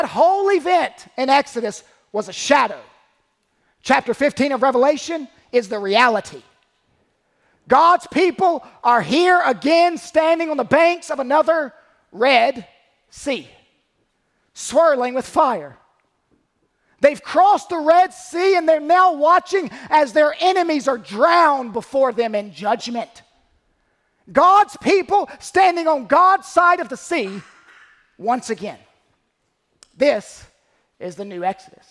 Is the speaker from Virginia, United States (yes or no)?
no; North Carolina, United States; I was from North Carolina.